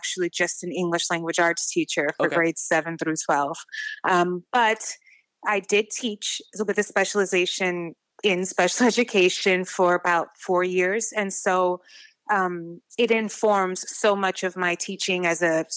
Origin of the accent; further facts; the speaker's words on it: New York City, New York, United States; I grew up in many parts of the Bronx, and I'm a millennial